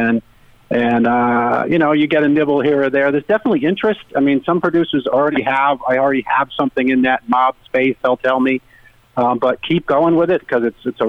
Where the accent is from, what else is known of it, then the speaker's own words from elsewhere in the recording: Rhode Island, United States; now in Connecticut, United States; I live in Connecticut now, but I grew up in Rhode Island